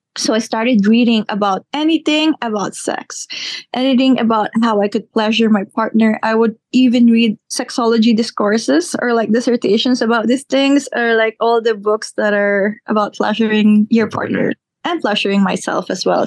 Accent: Philippines; I am a Filipina born and raised here.

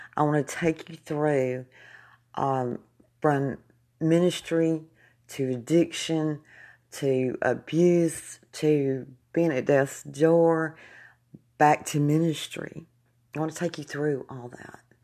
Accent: Jasper, United States; moved away; moved back to my hometown of Jasper

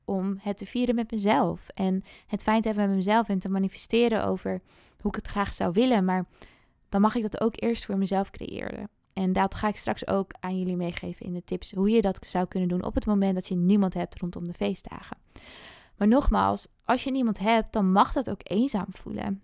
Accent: Friesland, Netherlands; moved away as an adult; now in Amsterdam, Netherlands; Ik kom uit Friesland oorspronkelijk

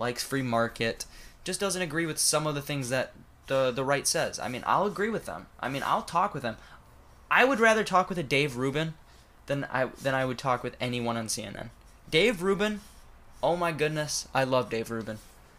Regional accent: Saginaw, Michigan, United States; born there; I was born in Saginaw, Michigan. Yeah, I was born there.

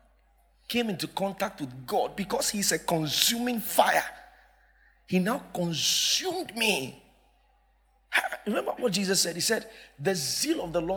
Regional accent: Accra, Greater Accra, Ghana; we were from Accra

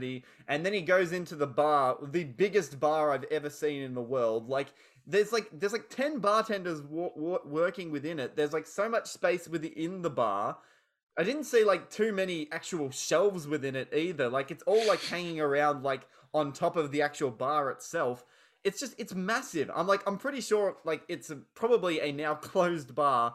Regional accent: Shepparton, Victoria, Australia; I'm from Shepparton, which is 2 hours out of Melbourne.

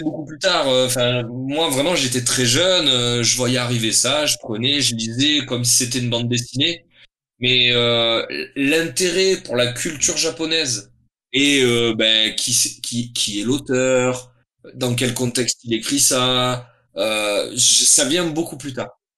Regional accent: Toulon, Provence-Alpes-Côte d'Azur, France; je suis originaire de Toulon. C'est hmm. une ville dans le sud de la France, au bord de mer, donc dans le Var.

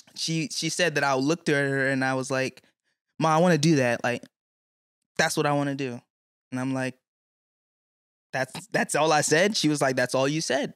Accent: Clinton, Maryland, United States; also born or lived in Newton, Massachusetts; I was raised in Prince George's County, Maryland

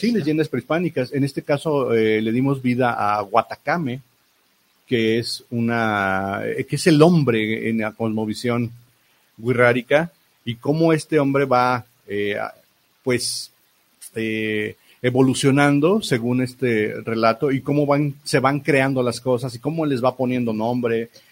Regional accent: Mexico; como buenos mexicanos

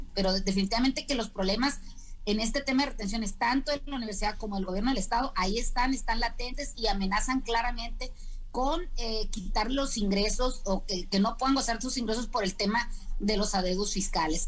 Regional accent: Mexico; nosotros como mexicanos

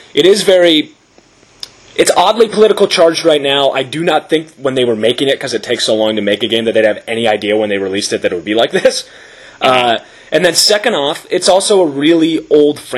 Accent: United States; as an American

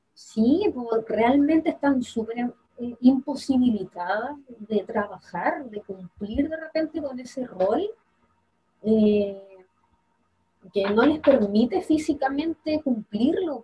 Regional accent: Quillota, Valparaíso, Chile; yo soy de Quillota

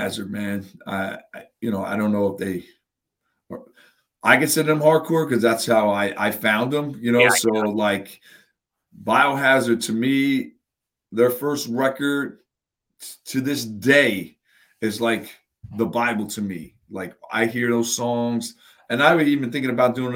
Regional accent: Long Branch, New Jersey, United States; I grew up in Long Branch. It was like where I lived as a kid

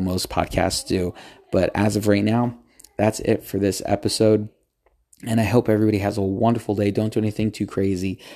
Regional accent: United States; I'm from the United States

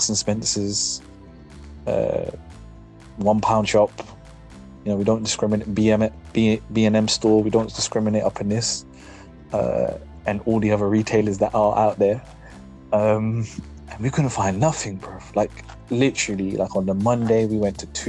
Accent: United Kingdom; we're British, we're an island race

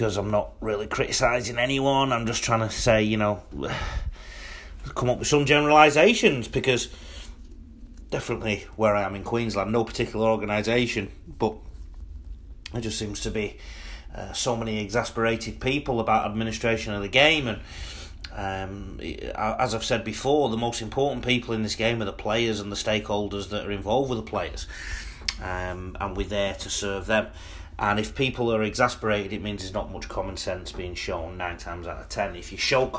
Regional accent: England, United Kingdom; now in Australia; I'm an Englishman abroad

